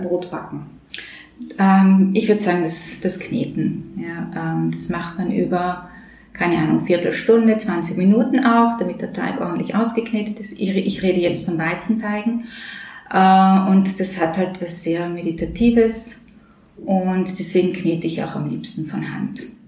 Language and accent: German; Upper Austria, Austria; moved away; Ich bin ja Oberösterreicherin. Wir Oberösterreicher